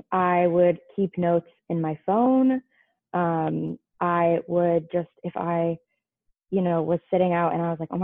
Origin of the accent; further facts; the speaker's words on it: California, United States; moved away; I am from California